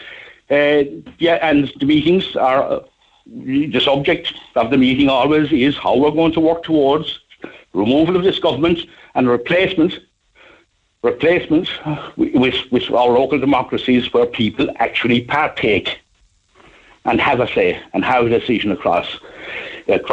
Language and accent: English; Youghal, Munster, Ireland; I'm from Yall. I live in Yall